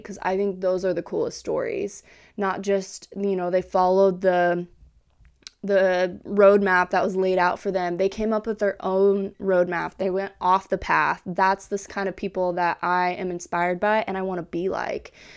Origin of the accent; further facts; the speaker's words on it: Kansas, United States; moved away as an adult; now in Hawaii, United States; I am from Kansas originally